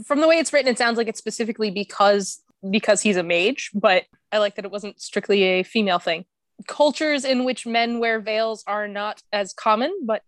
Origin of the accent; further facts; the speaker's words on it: New Mexico, United States; also born or lived in Louisiana; I was born in Louisiana, but I moved to New Mexico when I was 5.